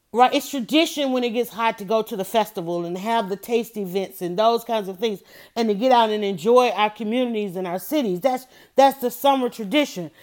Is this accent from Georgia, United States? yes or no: yes; Atlanta, Georgia, United States; I grew up in Atlanta